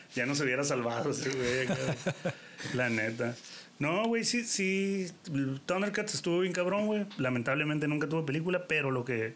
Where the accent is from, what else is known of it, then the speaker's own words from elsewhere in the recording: Mexico; uno como mexicano